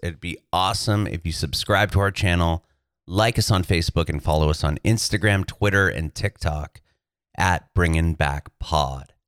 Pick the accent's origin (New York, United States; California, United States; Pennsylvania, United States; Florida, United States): California, United States; San Diego; moved away as an adult; now in Nashville, United States; we're from San Diego originally